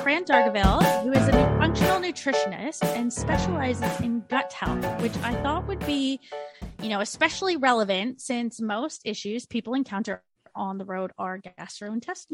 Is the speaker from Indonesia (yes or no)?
no; Canada; moved away